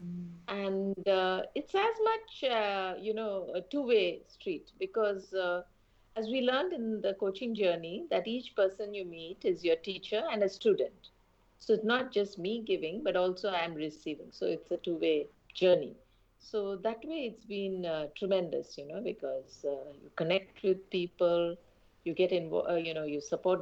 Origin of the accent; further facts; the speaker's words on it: India; moved away as an adult; also born or lived in Iraq / Somalia / Yemen / Uganda; I've come down back to my home country